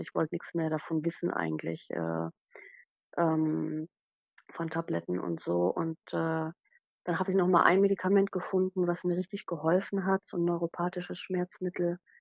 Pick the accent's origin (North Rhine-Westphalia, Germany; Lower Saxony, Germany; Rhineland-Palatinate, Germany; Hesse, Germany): Rhineland-Palatinate, Germany; moved away as an adult; also born or lived in Sylt; ich bin Pfälzerin von Natur, ich bin ausgewandert